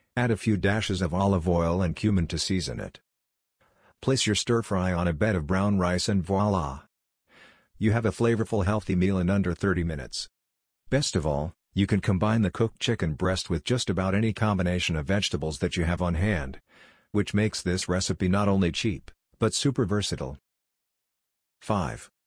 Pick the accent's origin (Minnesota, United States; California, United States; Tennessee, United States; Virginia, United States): Minnesota, United States; Saint Paul; Seeing as I grew up in the Midwest in Saint Paul, Minnesota